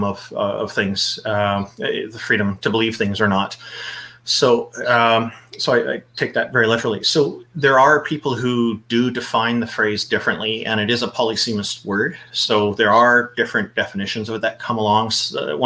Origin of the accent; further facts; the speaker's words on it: Canada; I am a Canadian. I was born here.